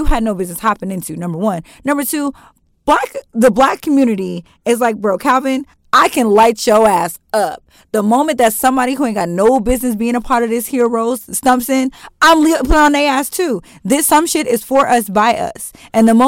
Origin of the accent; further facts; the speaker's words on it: Stamford, Connecticut, United States; birth certificate clearly says United States, Stamford, Connecticut, United States